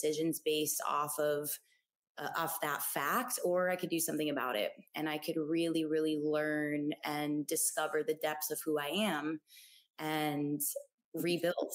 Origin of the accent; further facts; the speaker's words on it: South Florida, United States; moved away as an adult; also born or lived in Gainesville, Florida; now in Austin, United States; I'm originally from South Florida. Born and raised Florida girl, the sun runs in my veins